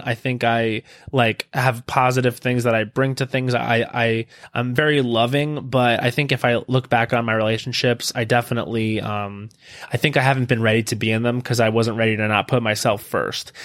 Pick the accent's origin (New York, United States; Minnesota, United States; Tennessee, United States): New York, United States; Long Island; moved away; I grew up on Long Island